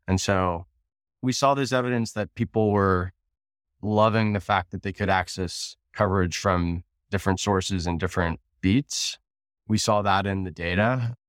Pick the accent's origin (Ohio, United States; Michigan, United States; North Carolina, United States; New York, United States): Ohio, United States; Cincinnati; moved away; also born or lived in San Francisco; I'm from Cincinnati